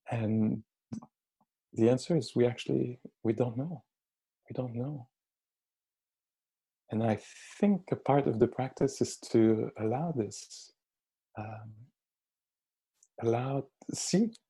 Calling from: Montreal, Quebec, Canada; I'm speaking here from Montreal, who a few hours ago was declared, um, uh, you know, under emergency state

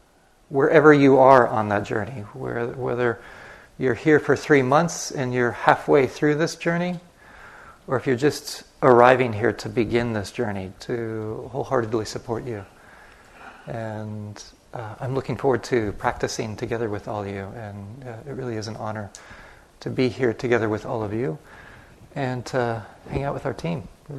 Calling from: Flagstaff, Arizona, United States; I'm coming in from Flagstaff, Arizona. And Flagstaff is situated underneath these sacred peaks.

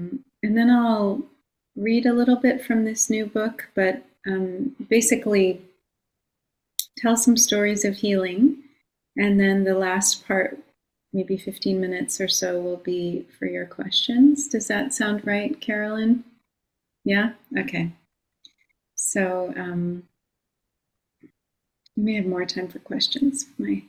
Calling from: Long Island, New York, United States; I'm calling in from Long Island, the land of the Munsee, Lenape, and Merrick peoples.

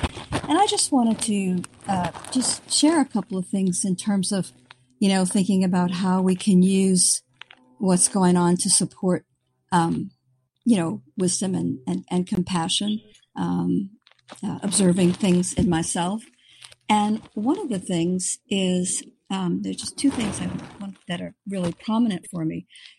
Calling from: San Diego, California, United States; I'm calling from San Diego.

